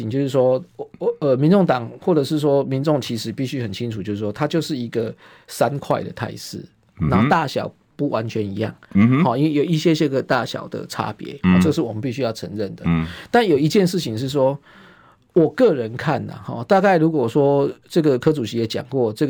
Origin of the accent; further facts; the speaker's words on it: Taiwan; 我们台湾话讲红灰桃就是夸辣贵了趴